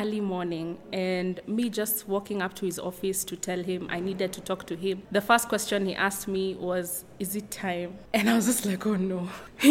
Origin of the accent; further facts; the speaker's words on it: Nairobi, Kenya; I am from Nairobi, Kenya